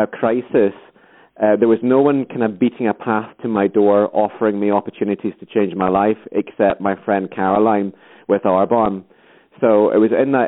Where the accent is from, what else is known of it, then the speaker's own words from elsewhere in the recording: Scotland, United Kingdom; accent: Scottish; I'm Scottish as well, you can probably tell from the accent.